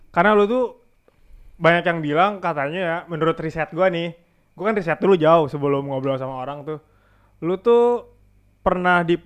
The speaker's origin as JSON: {"language": "Indonesian", "region": "Java", "country": "Indonesia", "said": "gue juga sebagai orang Jawa, tapi gue nggak pernah disebut orang Jawa sih."}